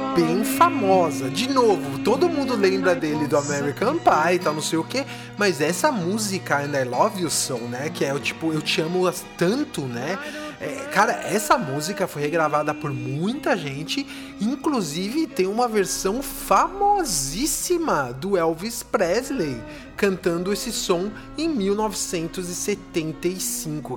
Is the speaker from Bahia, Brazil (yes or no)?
no; São Paulo, Brazil; moved away; Eu cresci, nasci em São Paulo